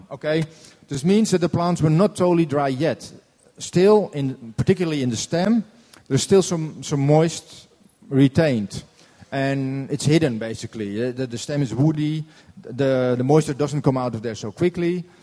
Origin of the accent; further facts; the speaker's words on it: Norway; I'm from Norway.